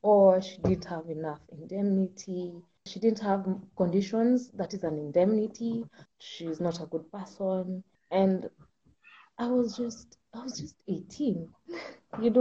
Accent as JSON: {"language": "English", "country": "Kenya", "said": "I'm from Kenya, second generation"}